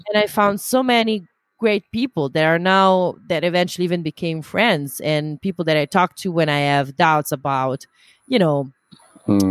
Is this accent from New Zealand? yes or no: no; Italy; now in Amsterdam, Netherlands; I come originally from Italy